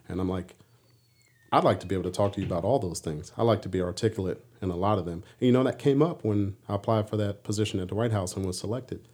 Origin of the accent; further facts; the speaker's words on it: Washington, District of Columbia, United States; moved away; as a young punk kid growing up in D C